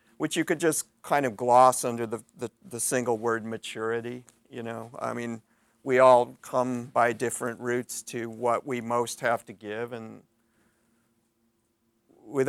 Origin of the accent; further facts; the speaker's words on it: St. Louis, Missouri, United States; moved away; I grew up in St. Louis, Missouri